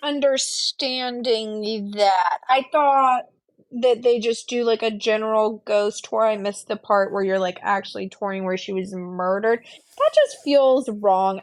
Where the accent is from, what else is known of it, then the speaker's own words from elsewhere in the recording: Pensacola, Florida, United States; I'm from Pensacola, and like, at the time, I wasn't living in Pensacola, I was living in South Florida, but I grew up in Pensacola